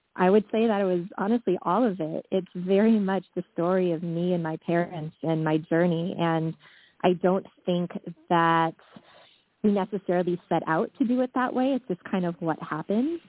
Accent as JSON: {"language": "English", "town": "Washington", "region": "District of Columbia", "country": "United States", "tie": "born or raised there", "also_born_or_lived": "South Korea", "said": "I was adopted to a white presenting Jewish family in Washington, D.C. when I was around five or six months old"}